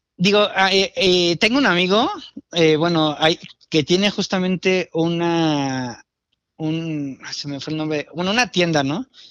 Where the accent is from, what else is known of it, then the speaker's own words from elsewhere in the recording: Mexico; como cocinero mexicano